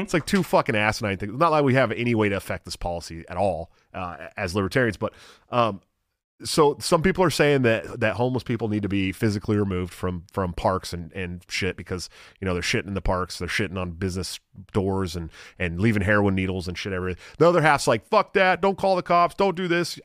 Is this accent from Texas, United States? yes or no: no; California, United States; moved away as an adult; also born or lived in Portland, Oregon; now in Iowa, United States; I grew up in California